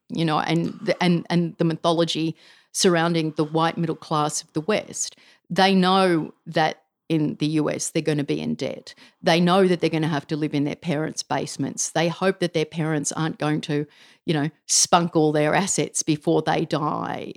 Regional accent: Canberra, Australian Capital Territory, Australia; I grew up in Canberra

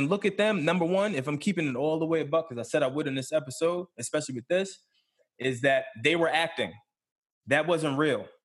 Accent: Philadelphia, Pennsylvania, United States; I'm from West Philly.

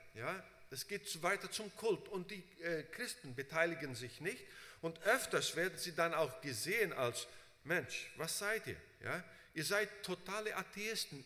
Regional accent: Brazil; moved away as an adult; also born or lived in United States; ich bin in Brasilien aufgewachsen

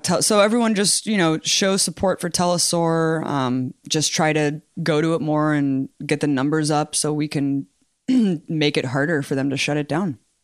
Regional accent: United States; I'm American

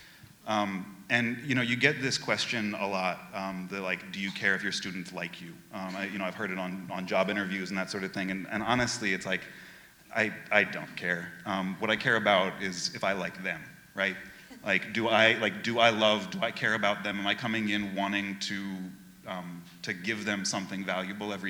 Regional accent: Oakland, California, United States; now in Seattle, United States; I grew up in Oakland, California

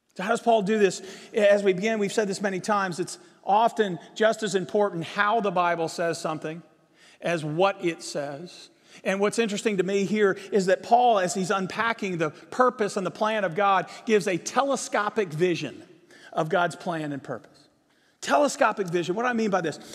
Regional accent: Virginia, United States; now in Texas, United States; I grew up in Virginia.

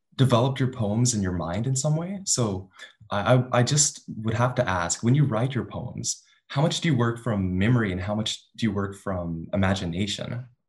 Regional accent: Dallas, Texas, United States; moved away as an adult; now in Claremont, United States; my own experience growing up in Dallas

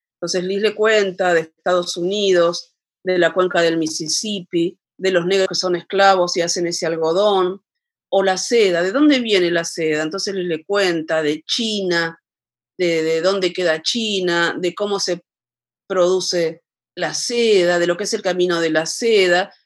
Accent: Argentina; now in La Plata, Argentina; la última gran crisis, gran, gran, gran, enorme crisis que, hubo en mi país, alrededor del año 2000

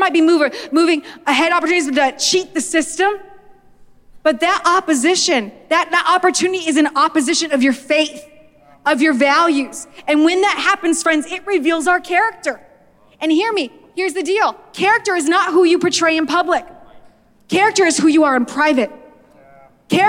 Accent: Nevada, United States; I'm from Nevada

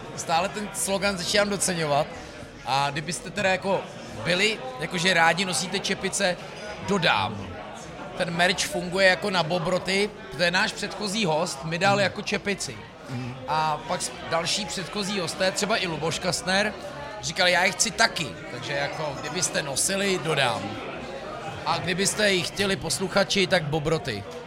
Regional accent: Citoliby, Ústí nad Labem Region, Czechia; já říkám, že z Loun, ale já jsem z Citolip u Loun

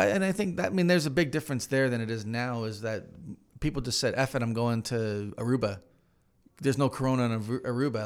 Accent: Hamilton, Ontario, Canada; moved away; I'm from Hamilton originally

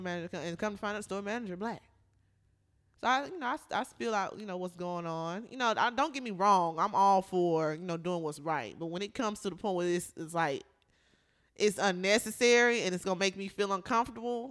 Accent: Atlanta, Georgia, United States; also born or lived in North Carolina; I moved to Atlanta when I was nine

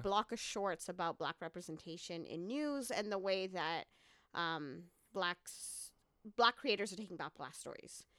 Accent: Dar es Salaam, Tanzania; also born or lived in Canada; now in Columbia, United States; I'm originally from Tanzania, Dar-, Dar es Salaam, Tanzania, which is, um, where I was born

